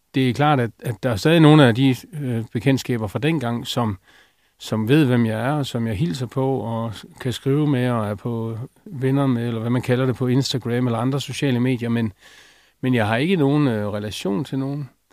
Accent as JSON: {"language": "Danish", "country": "Denmark"}